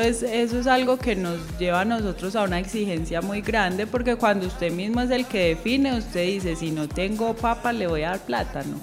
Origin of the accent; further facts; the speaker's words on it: Medellín, Antioquia, Colombia; also born or lived in Valle del Cauca; yo vivo aquí en San Antonio de Prado, siempre he sido de San Antonio de Prado